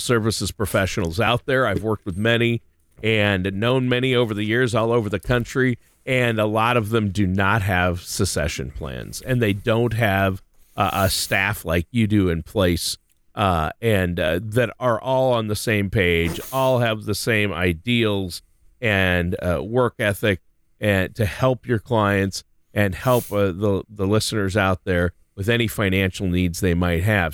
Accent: Minnesota, United States; moved away; also born or lived in Ohio; here in Ohio, back in my home state of Minnesota

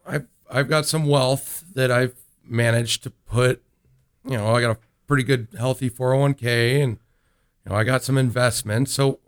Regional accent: Omaha, Nebraska, United States; also born or lived in Kearney, Nebraska; I grew up in Harvey Oaks, and I remember being there when I was a kid, and that was 30-some-odd years ago.

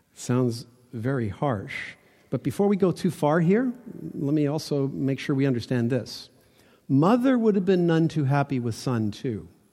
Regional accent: Toronto, Ontario, Canada; I was born in North Toronto, ki, not quite the suburbs, but close

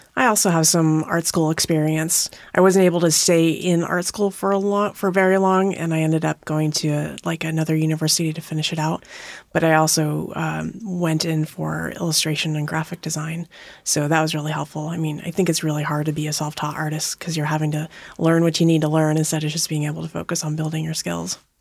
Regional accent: Montana, United States; moved away as an adult; now in Tacoma, United States; I grew up in Montana

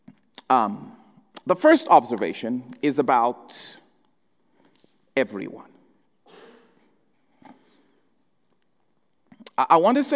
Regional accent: Zambia; moved away; when I was growing up in Zambia

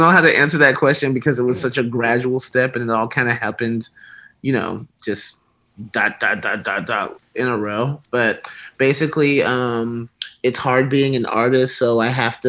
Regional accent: Alabama, United States; moved away as an adult; now in California, United States; I grew up in Alabama. And then around 2001, 2002, I moved to California

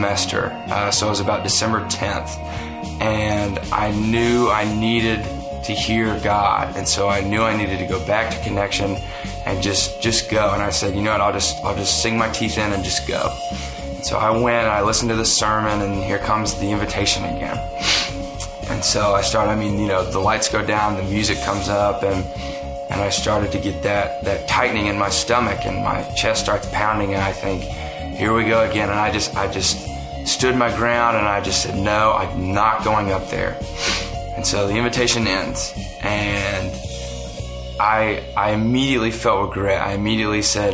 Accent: the South, United States; I was raised in the South

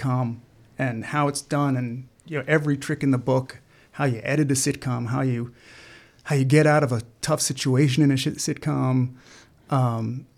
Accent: New York, United States; I grew up in New York

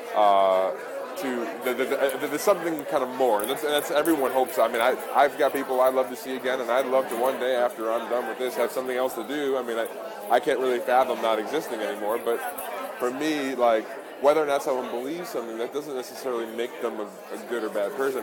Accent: Long Island, New York, United States; moved away as an adult; now in Salem, United States; From Long Island, though, I grew up out there.

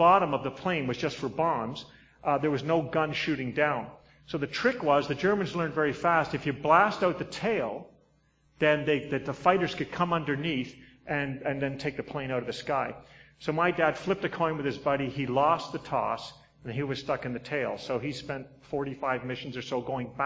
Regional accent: Southend-on-Sea, East of England, United Kingdom; moved away; I'm a Limey. I was born right around there, Southend-on-Sea

